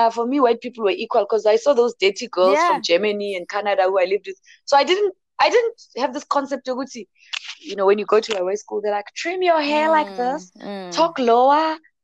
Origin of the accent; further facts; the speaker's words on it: Bushbuckridge, Limpopo, South Africa; I'm from Limpopo and Bushbuckridge